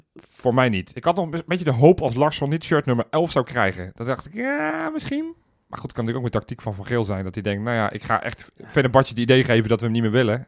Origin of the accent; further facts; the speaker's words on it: Netherlands; ik ben wel Nederlander